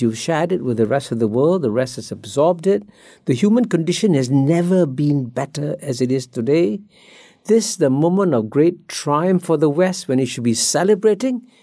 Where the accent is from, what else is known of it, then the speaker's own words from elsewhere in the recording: Singapore; I grew up in Singapore as a child